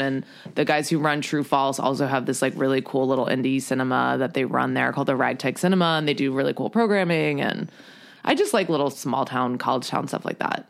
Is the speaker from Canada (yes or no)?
no; U.S. Virgin Islands; moved away as an adult; also born or lived in New York; I am from Saint Croix in the U S Virgin Islands